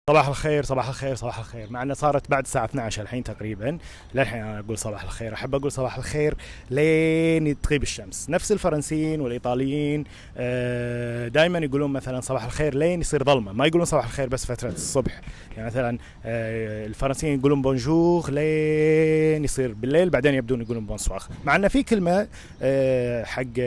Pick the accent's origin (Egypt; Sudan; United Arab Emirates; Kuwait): Kuwait; first language Arabic